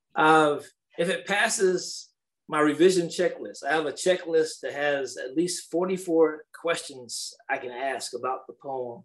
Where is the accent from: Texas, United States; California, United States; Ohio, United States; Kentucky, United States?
Kentucky, United States; Danville; my hometown of Danville